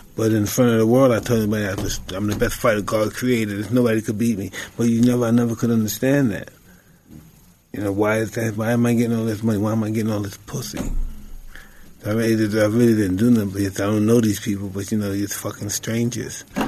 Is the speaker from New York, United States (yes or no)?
yes; New York, United States; I'm, I'm from New York